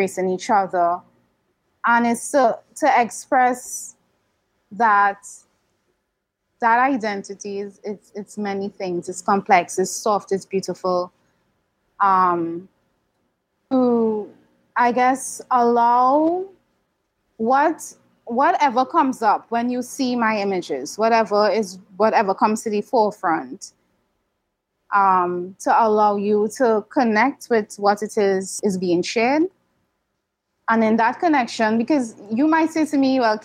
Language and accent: English; Trinidad & Tobago; I grew up here in Trinidad